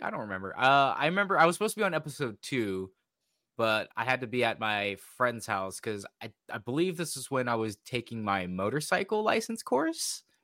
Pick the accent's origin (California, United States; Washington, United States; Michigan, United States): Washington, United States; we're both from Washington